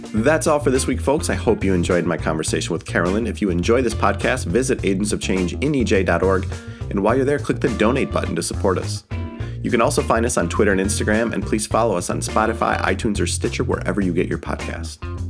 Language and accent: English; downstate Michigan, United States; I grew up downstate in Michigan, and now I live on the edge of boreal forest almost.